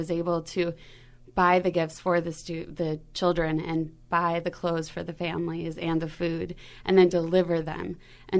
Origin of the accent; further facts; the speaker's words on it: Milwaukee, Wisconsin, United States; I grew up in the North Shore of Milwaukee